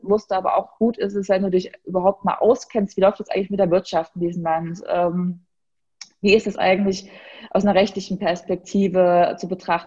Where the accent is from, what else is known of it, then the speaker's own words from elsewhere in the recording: Gera, Thuringia, Germany; moved away as an adult; also born or lived in Berlin; meine Heimatstadt